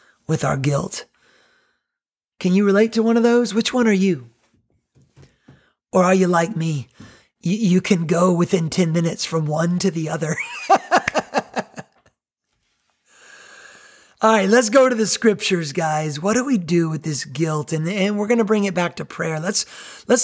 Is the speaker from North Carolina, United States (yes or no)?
yes; North Carolina, United States; now in Myrtle Beach, United States; growing up in North Carolina